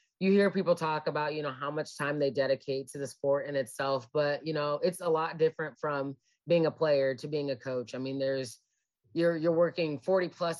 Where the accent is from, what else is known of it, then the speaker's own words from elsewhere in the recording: Olathe, Kansas, United States; moved away as an adult; also born or lived in Nebraska / South Dakota; now in Fayette, United States; I'm originally from Olathe, Kansas, grew up here